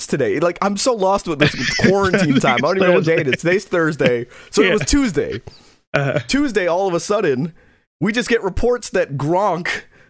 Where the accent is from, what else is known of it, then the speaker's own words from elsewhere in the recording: New York, United States; I'm from New York. I'll never betray that, but we do we do live in New York.